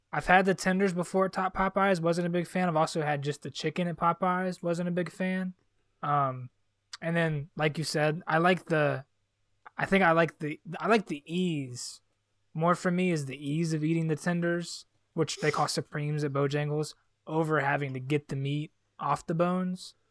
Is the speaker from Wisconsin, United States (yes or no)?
no; Charlotte, North Carolina, United States; I was like really fortunate to grow up in Charlotte